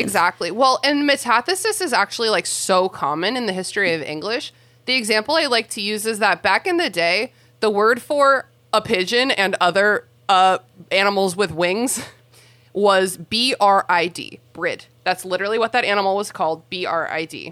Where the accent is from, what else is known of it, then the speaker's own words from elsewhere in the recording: Mid-Atlantic United States, United States; mid-Atlantic uh, Americans